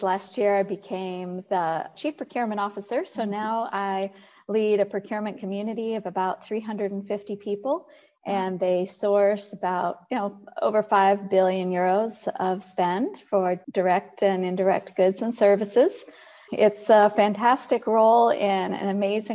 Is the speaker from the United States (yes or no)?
yes; United States; moved away as an adult; now in Netherlands; the American in the company.